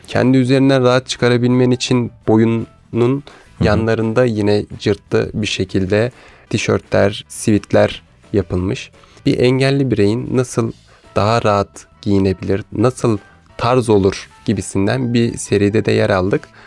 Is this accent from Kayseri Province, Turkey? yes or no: no; Istanbul, Turkey; Doğma büyüme İstanbulluyum